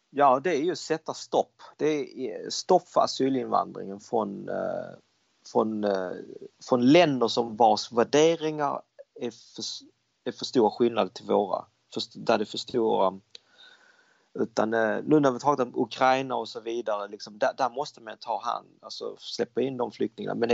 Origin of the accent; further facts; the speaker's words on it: Denmark; now in Sweden; jag växte upp i Danmark, danskarna är väldigt öppnare, de, de säger vad de tycker.